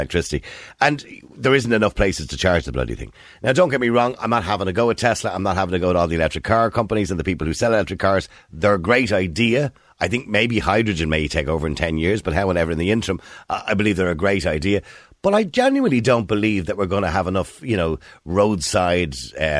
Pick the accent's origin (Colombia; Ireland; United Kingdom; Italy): Ireland; Dublin, Leinster; the concrete wall houses where I was raised in Edenmore and in corporation houses